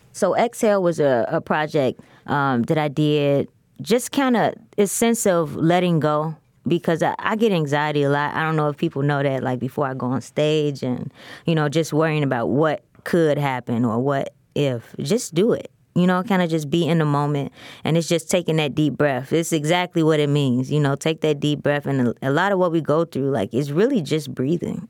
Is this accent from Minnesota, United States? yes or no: no; Chicago, Illinois, United States; I'm from the west side of Chicago